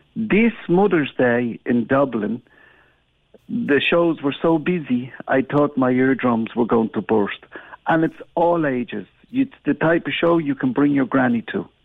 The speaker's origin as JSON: {"language": "English", "area": "Gran Canaria", "region": "Canary Islands", "country": "Spain", "moved": "yes"}